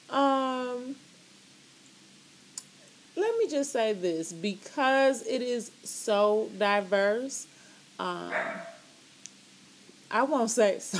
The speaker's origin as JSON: {"language": "English", "country": "Canada", "tie": "born or raised there", "said": "And, you know, we're all from Canada. Like, we grew up in Canada, but our parents are not from here."}